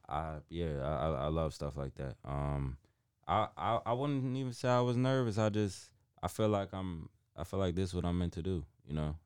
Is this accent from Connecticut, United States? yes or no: yes; New Haven, Connecticut, United States; originally I'm from New Haven, Connecticut